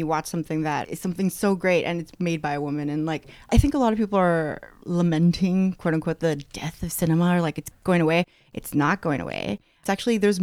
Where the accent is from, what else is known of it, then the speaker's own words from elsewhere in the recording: Coachella, California, United States; Coachella is mostly rural, and growing up, there wasn't a lot